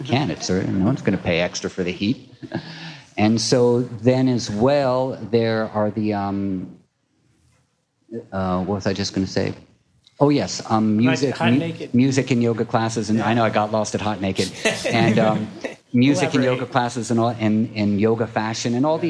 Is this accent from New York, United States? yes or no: yes; Manhattan, New York, United States; now in Brooklyn, United States; I grew up in Manhattan, and I was like, Brooklyn, are you fucking kidding me? No way.